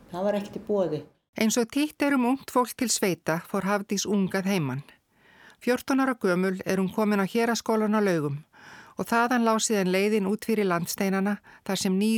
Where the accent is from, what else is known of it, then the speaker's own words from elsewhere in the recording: Hjalteyri, Northeastern Region, Iceland; also born or lived in Laugar; Ég kem frá Hjalteri sem er pínulítið